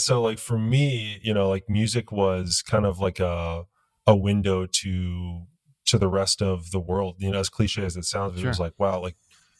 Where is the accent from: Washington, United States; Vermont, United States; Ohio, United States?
Ohio, United States; Columbus; moved away as an adult; also born or lived in Chicago; now in New York, United States; I actually live in New York now, but lived in Chicago for a decade. I'm originally from Columbus, Ohio.